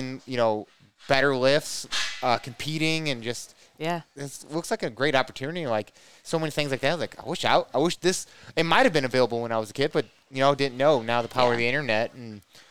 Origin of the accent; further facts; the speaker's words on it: St. Louis, Missouri, United States; I'm from the St. Louis area